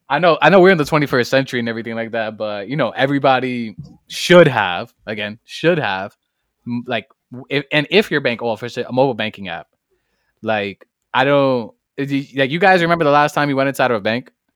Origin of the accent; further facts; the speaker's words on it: New York City, New York, United States; I come straight out of the Boogie Down Bronx, fr, straight outta High Bridge